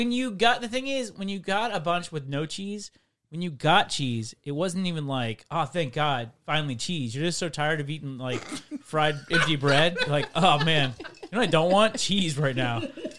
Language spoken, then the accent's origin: English; McHenry, Illinois, United States; moved away; I'm from Northern Illinois, McHenry, very, very close to Wisconsin.